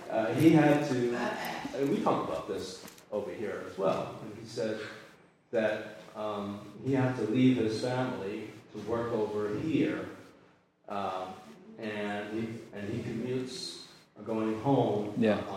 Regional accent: Argentina; I'm Catholic. My daughter's Catholic. I'm from Argentina, and uh, I just I had to do something with it.

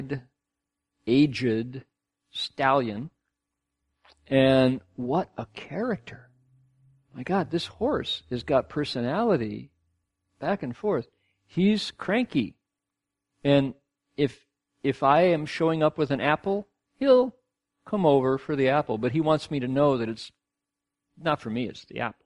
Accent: Ohio, United States; now in Australia; growing up in Ohio the way I did

